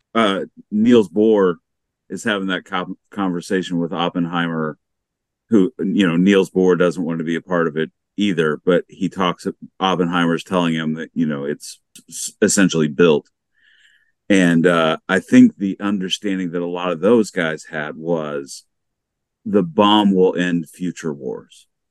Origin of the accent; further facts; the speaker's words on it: United States; growing up in the United States